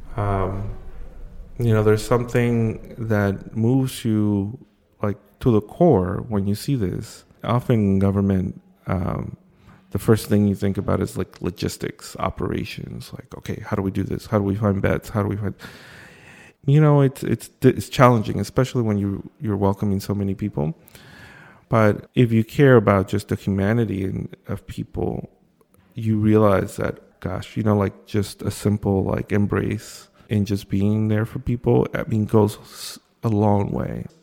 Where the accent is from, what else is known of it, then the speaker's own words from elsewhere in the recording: New York City, New York, United States; I came here when I was five. I crossed the border with my mother when I was a, a young kid, and I grew up undocumented here in Brooklyn